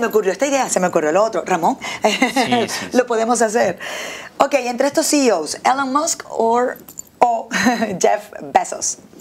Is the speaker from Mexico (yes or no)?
no; Venezuela; now in United States; Los venezolanos que estamos en el mundo estamos unidos